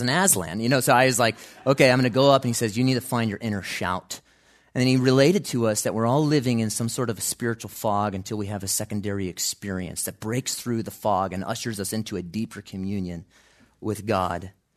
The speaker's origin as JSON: {"language": "English", "town": "Chicago", "region": "Illinois", "country": "United States", "tie": "born or raised there", "said": "growing up in Chicago"}